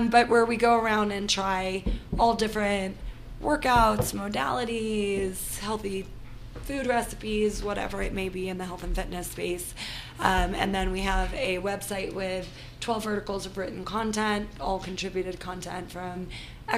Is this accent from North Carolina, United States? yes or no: no; New York City, New York, United States; I'm from New York, New York City, New York proper